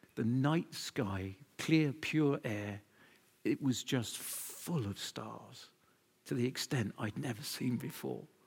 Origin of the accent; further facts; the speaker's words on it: United Kingdom; we're British